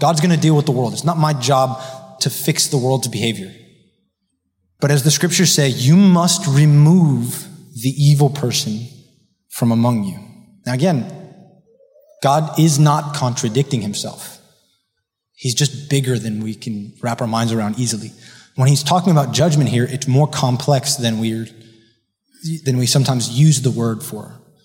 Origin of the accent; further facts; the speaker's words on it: Miami Beach, Florida, United States; I was raised here in Miami Beach by wise, godly parents